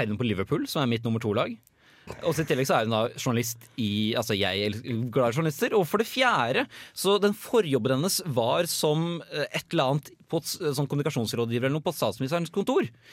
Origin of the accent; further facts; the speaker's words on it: Tønsberg, Vestfold, Norway; moved away; var jeg og Henrik, som jeg bor sammen med, hjemme i Tønsberg og Nøtterøy